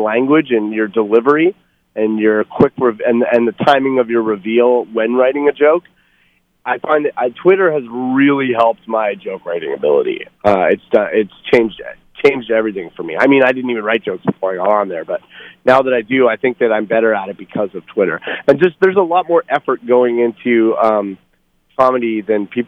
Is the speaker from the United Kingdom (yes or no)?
no; Canada; I'm Canadian